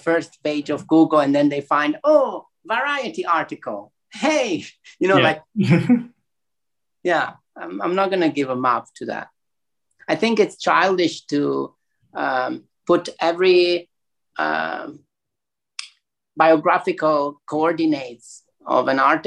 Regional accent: Italy; now in Hong Kong; growing up in Italy

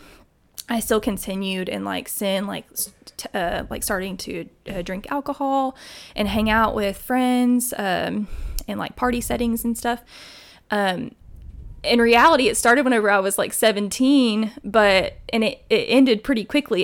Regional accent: Tennessee, United States; also born or lived in Miami, Florida; I was raised in Tennessee.

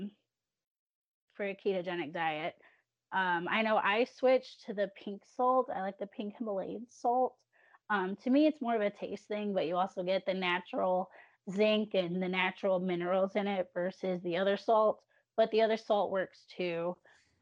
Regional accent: Illinois, United States; now in Alabama, United States; going hometown back to Illinois

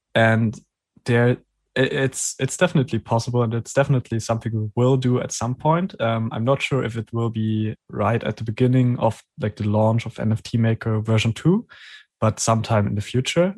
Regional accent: Germany; English is a second language; I'm from Germany

